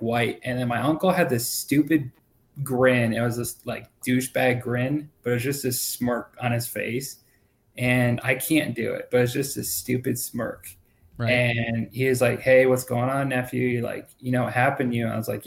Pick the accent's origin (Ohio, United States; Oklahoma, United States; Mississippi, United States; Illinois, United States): Illinois, United States; Rockford; also born or lived in Daytona Beach, Florida; So I was born in Daytona Beach, Florida, and I was raised by like a single parent. And then we moved to Rockford, Illinois, and that's where I enlisted